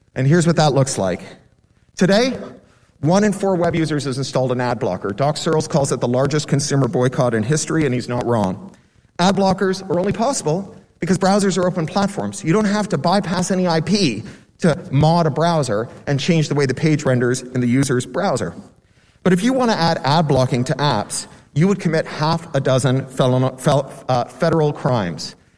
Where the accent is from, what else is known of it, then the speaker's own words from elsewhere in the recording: Burbank, California, United States; my hometown in Burbank